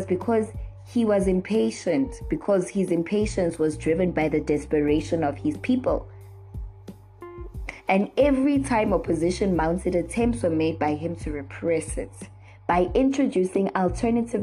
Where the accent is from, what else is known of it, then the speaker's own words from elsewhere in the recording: South Africa; as a South African